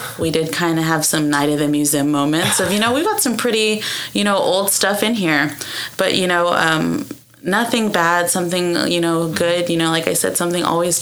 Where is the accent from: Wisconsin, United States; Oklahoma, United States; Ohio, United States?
Oklahoma, United States; Ada; moved away as an adult; also born or lived in Arizona / Waco, Texas; born and raised Ada, Oklahoma